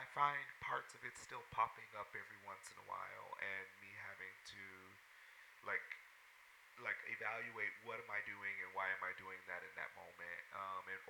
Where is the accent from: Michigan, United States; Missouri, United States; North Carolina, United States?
Missouri, United States; St. Louis; I grew up in St. Louis, Missouri